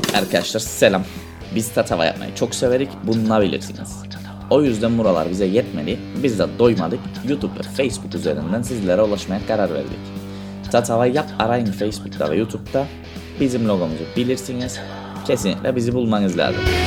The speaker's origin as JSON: {"language": "Turkish", "country": "Cyprus", "said": "Ben Kıbrıslıyım"}